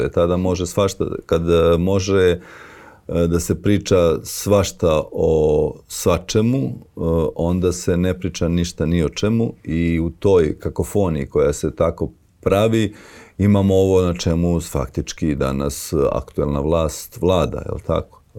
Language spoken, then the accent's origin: Croatian; Pljevlja, Pljevlja Municipality, Montenegro; moved away; ja sam pljevlja